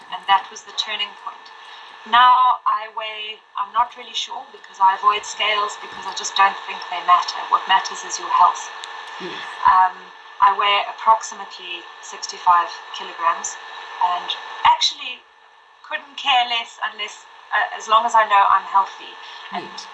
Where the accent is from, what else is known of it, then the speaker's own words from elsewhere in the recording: Zimbabwe; also born or lived in Mozambique / Malawi / Zambia / Lilongwe, Malawi; now in St. Francis Bay, South Africa; I grew up in Zimbabwe.